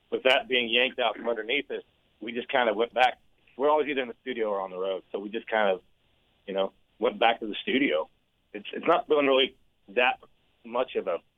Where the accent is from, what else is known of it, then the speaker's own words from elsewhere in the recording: Southwest Missouri, United States; I grew up in Southwest Missouri.